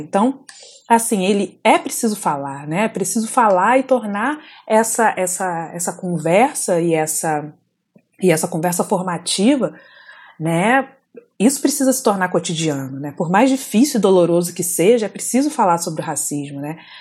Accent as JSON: {"language": "Portuguese", "town": "Volta Redonda", "region": "Rio de Janeiro", "country": "Brazil", "moved": "as an adult", "said": "eu saí de Volta Redonda com 19 anos. Para quem não conhece, Volta Redonda é uma cidade do interior do estado do Rio de Janeiro, região sul-fluminense."}